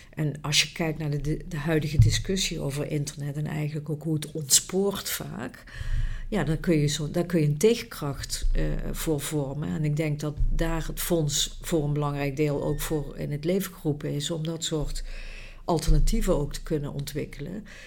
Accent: Netherlands; als Nederlanders

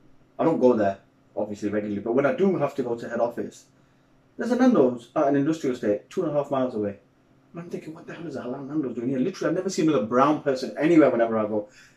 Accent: Sheffield, Yorkshire and the Humber, United Kingdom; I'm from Sheffield.

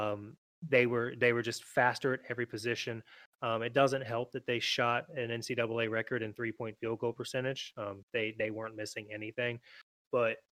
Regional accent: Chesapeake, Virginia, United States; from Chesapeake, Virginia, born and raised there my whole life

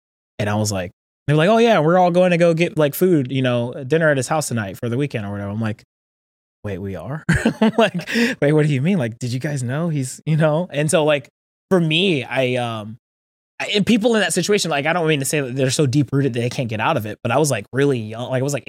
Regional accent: Georgia, United States; accent: Southern; I will say that like growing up in Georgia was like very different than when I got to San Diego.

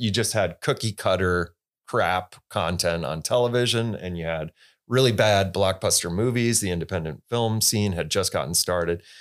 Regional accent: Holland, Michigan, United States; also born or lived in Los Angeles, United States; now in Traverse City, United States; I grew up in Michigan, uh, in Holland, Michigan, in West Michigan downstate

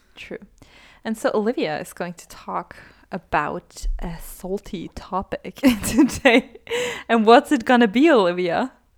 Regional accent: Austria; I'm from Austria

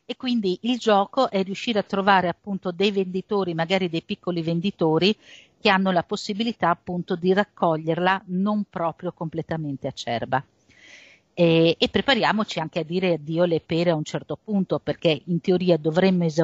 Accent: Friuli-Venezia Giulia, Italy; io vengo dal Friuli e quindi in Friuli abbiamo un po' la patria delle latterie e delle malghe

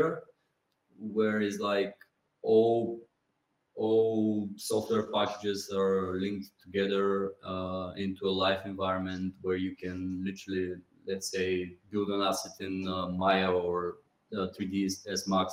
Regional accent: Pomorie, Burgas Province, Bulgaria; English is a second language; moved away as an adult; also born or lived in London, United Kingdom; now in Sofia, Bulgaria; I'm actually from Pomorie, which is a sea coast town, small town. When I came back in Bulgaria, I went to my hometown

